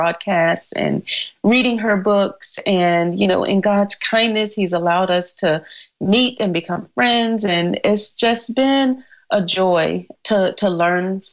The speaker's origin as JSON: {"language": "English", "region": "North Carolina", "country": "United States", "also_born_or_lived": "Cayman Islands", "moved": "as an adult", "said": "I'm from North Carolina. So our tea is always cold and sweet."}